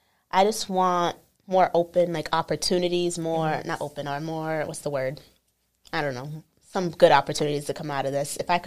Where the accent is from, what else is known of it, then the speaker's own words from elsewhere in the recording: Boston area, Massachusetts, United States; we're from Boston. We're both Haitian, which is very important to us.